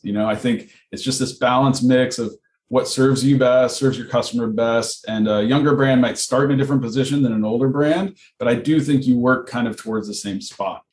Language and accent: English; Southern California, United States; I grew up in Southern California. I was a surfer